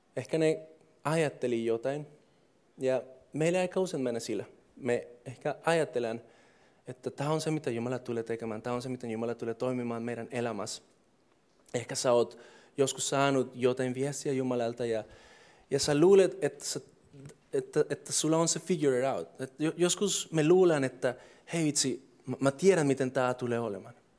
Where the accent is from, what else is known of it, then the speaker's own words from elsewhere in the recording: Colombia; Finnish is a second language; moved away as an adult; now in Finland; mä oon alkuperäisesti Kolumbiassa syntynyt ja kasvanut ja kaikki on ollut siellä